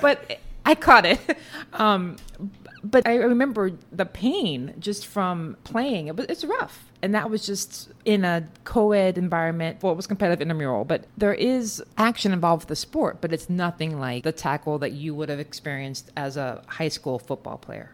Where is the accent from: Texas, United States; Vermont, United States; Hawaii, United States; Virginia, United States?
Texas, United States; now in New York City, United States; I grew up in Texas for the most part, and football was just part of the culture